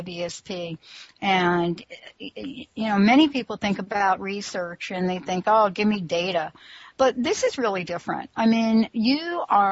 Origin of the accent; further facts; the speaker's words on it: New York, United States; I'm from New York.